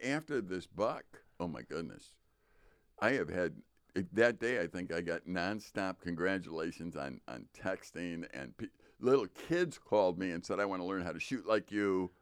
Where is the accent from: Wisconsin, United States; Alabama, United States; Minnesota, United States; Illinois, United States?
Illinois, United States; Chicago; moved away; growing up in Chicago